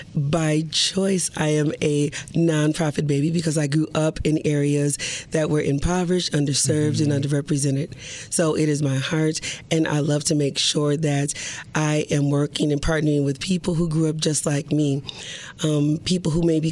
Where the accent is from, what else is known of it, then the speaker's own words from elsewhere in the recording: Milwaukee, Wisconsin, United States; I grew up in Milwaukee, yeah. Wisconsin.